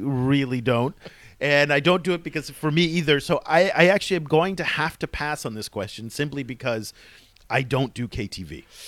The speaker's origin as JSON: {"language": "English", "country": "United States", "also_born_or_lived": "Kinshasa", "moved": "as an adult", "said": "I'm American"}